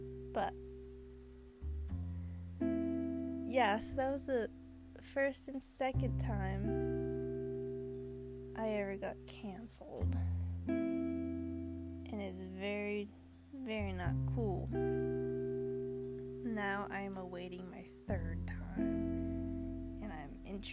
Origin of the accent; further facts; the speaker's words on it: Queens, New York, United States; Dominican, Cuban, my dad is from PR, and Cuba, that means I am Chile, Dominican Rican, but I always say I'm from Queens.